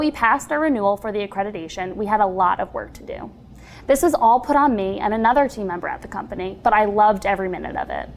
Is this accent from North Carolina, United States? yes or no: no; Long Island, New York, United States; moved away as an adult; now in Nashville, United States; I'm originally from Long Island, New York